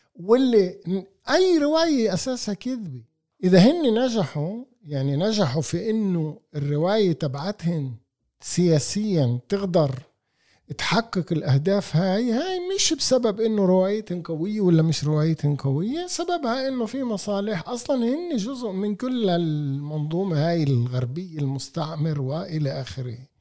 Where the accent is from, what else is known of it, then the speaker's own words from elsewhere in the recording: Palestine; انا ابن البلد هذا وطني